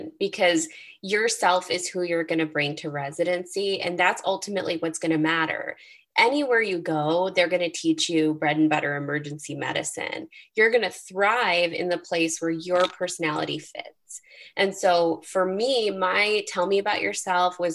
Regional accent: Chicago, Illinois, United States; I grew up in Chicago

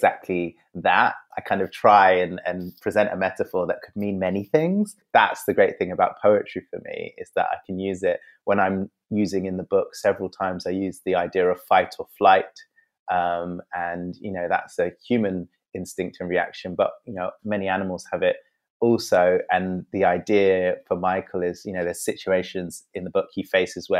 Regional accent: London, United Kingdom; I'm also mixed race. Yeah, also grew up in London

